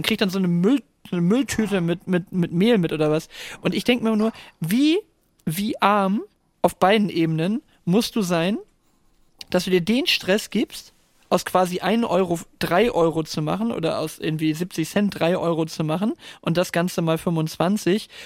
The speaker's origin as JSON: {"language": "German", "region": "Northern Germany", "country": "Germany", "said": "als Norddeutscher"}